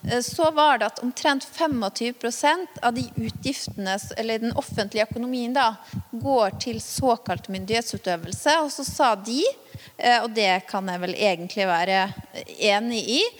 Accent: Vanylven, Møre og Romsdal, Norway; Tenk deg en dame på min alder da, i hjemkommunen min, Vanylven

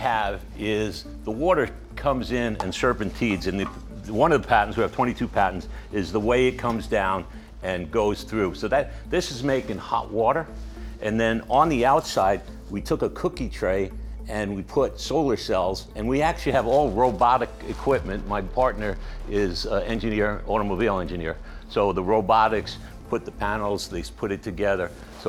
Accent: Long Island, New York, United States; I grew up in Long Island, New York.

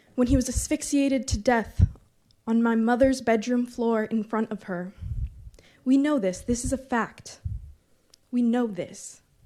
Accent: Berkeley, California, United States; moved away as an adult; now in Antioch, United States; Growing up in Berkeley

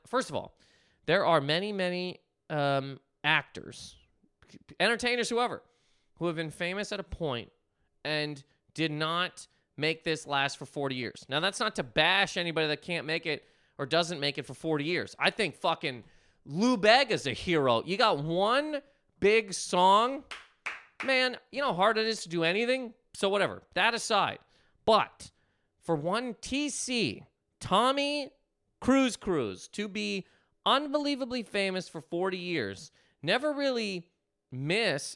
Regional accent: Canada; moved away; I'm Canadian, Canadian human man

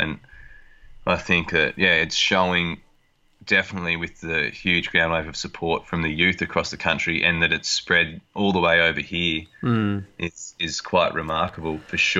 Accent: Nambucca Heads, New South Wales, Australia; now in Streaky Bay, Australia; I grew up on the Coffs Coast at Nambucca Heads, which is at, over 2,000 kilometres in a straight line from the Eyre Peninsula.

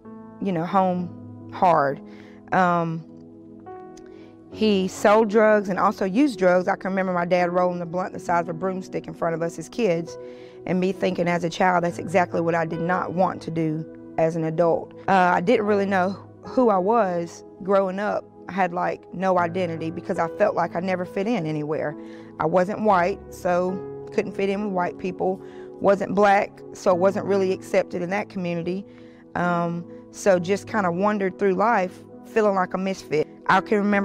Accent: Montgomery, Alabama, United States; now in Jacksonville, United States; from Montgomery, Alabama, but I live here in Jacksonville

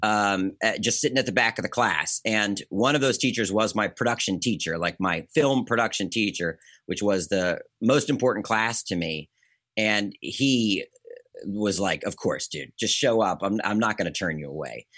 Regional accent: Bowie, Maryland, United States; I come from Maryland. I come from a suburb outside of D C called Bowie

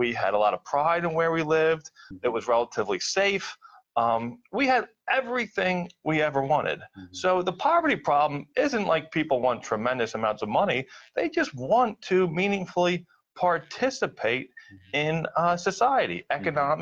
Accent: Philadelphia, Pennsylvania, United States; when I grew up in Philadelphia, I grew up on Spencer Street, working class neighborhood

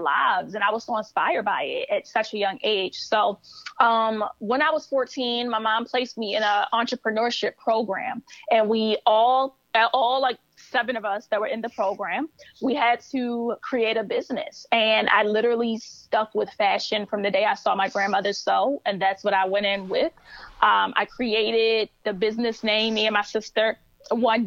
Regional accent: Baltimore, Maryland, United States; I started in Baltimore, where I'm from

